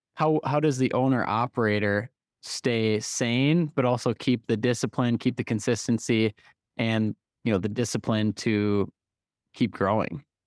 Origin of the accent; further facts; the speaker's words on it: North Dakota, United States; We're from, we're from North Dakota